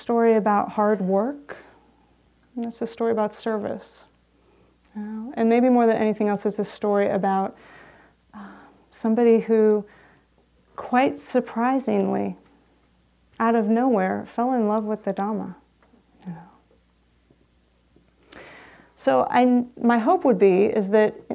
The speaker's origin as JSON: {"language": "English", "town": "San Rafael", "region": "California", "country": "United States", "tie": "born or raised there", "said": "I grew up in San Rafael"}